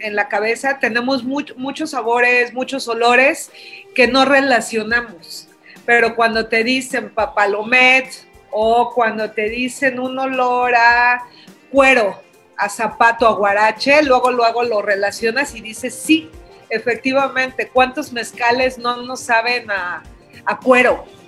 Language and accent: Spanish; Oaxaca, Mexico; como todo oaxaqueño